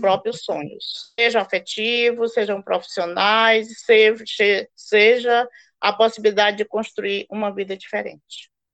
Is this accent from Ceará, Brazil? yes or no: yes; Ceará, Brazil; also born or lived in Recife; now in Boa Vista, Brazil; sou também migrante, sou cearense